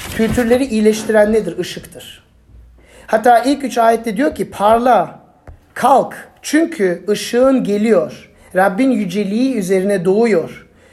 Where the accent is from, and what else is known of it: Turkey